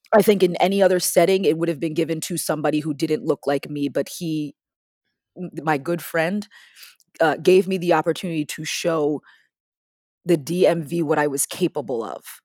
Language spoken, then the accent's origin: English; Parsippany, New Jersey, United States; moved away as an adult; also born or lived in Washington, D.C. / Maryland; I started doing musical theater at this little place in my hometown called All Children's Theater in Parsippany, New Jersey